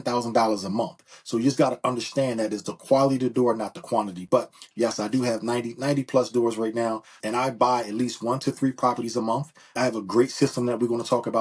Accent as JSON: {"language": "English", "town": "Philadelphia", "region": "Pennsylvania", "country": "United States", "tie": "born or raised there", "said": "I'm from Philadelphia, PA. Been born and raised in Philadelphia"}